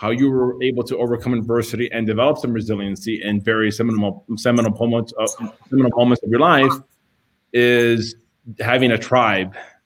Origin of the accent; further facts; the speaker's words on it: Miami, Florida, United States; Growing up in Miami, you know, my dad left when I was 2